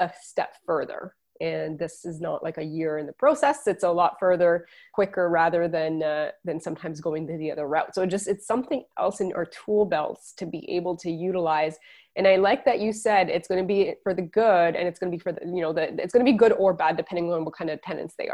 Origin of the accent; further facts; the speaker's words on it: Quebec, Canada; I'm from Quebec